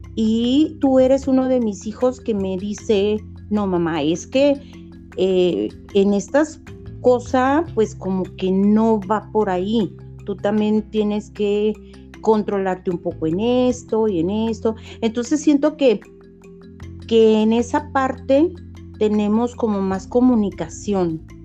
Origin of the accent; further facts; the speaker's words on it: Guadalajara, Jalisco, Mexico; also born or lived in San Francisco del Rincón, Guanajuato; mis papás se vinieron a Guadalajara entonces toda mi vida he vivido aquí en Guadalajara